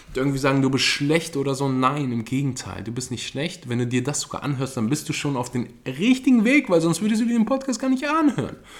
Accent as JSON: {"language": "German", "country": "Germany", "said": "bei uns in Deutschland"}